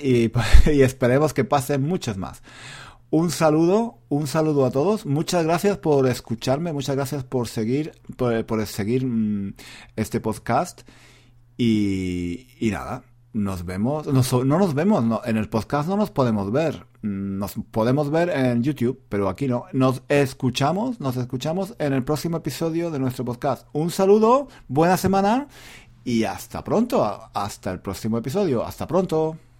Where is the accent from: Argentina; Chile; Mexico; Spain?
Spain; now in London, United Kingdom; me siento español